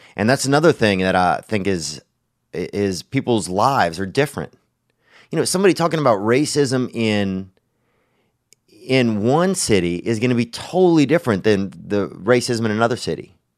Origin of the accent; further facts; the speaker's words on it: Louisiana, United States; moved away; when I was growing up in Louisiana